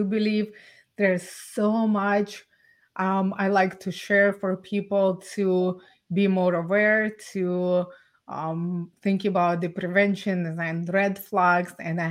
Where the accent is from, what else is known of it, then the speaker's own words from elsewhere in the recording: Ukraine; now in Canada; I was born and raised in Ukraine